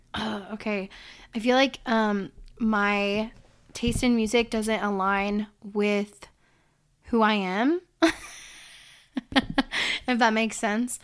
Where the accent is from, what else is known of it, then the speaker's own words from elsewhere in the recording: Illinois, United States; I was born in Illinois